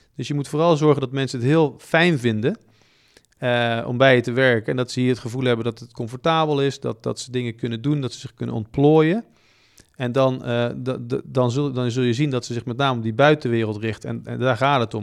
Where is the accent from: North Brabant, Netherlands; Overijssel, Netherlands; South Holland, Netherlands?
North Brabant, Netherlands; Bergen op Zoom; ik kom uit Brabant, Bergen op Zoom